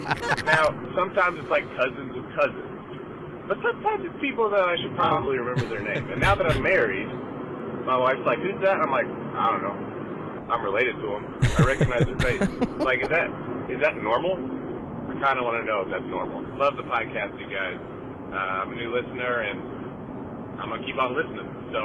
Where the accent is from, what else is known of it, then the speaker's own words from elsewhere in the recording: Louisville, Kentucky, United States; All right … I'm from Louisville, Kentucky.